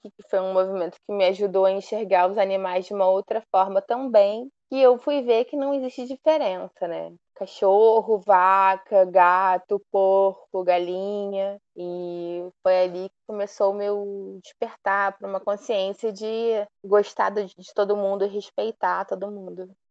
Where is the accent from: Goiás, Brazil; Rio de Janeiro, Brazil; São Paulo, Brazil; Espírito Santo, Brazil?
Rio de Janeiro, Brazil; Volta Redonda; Eu fui criada em Volta Redonda, interior do estado do Rio.